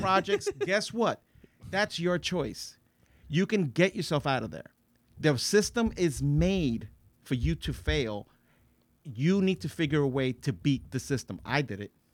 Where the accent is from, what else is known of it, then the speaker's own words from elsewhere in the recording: Paterson, New Jersey, United States; I grew up in Patterson